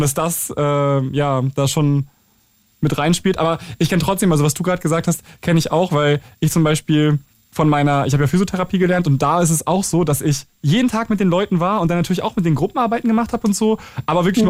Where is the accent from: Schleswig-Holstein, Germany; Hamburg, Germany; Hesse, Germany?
Schleswig-Holstein, Germany; ich komme ja aus Schleswig-Holstein